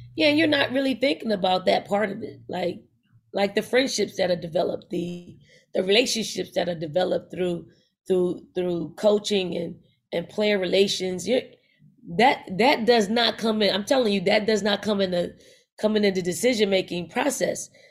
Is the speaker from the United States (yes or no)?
yes; Philadelphia, Pennsylvania, United States; I'm from North Philly, like, that's my foundation. Um, I, I grew up in the household, uh, being the youngest of five